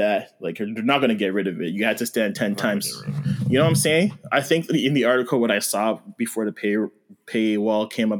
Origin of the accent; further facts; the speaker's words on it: Mississauga, Ontario, Canada; also born or lived in Cambridge, Ontario; I'm from Saga and in Cambridge